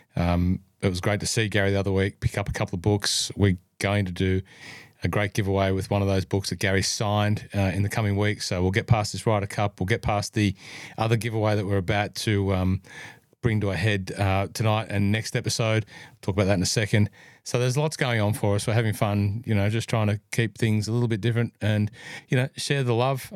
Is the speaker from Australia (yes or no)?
yes; New South Wales, Australia; New South Wales, my home state, by the way. If you're listening in, I am a New South Welshman by birth